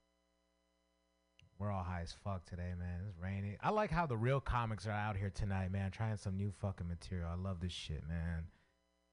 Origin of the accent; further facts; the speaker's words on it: San Francisco, California, United States; I grew up in San Francisco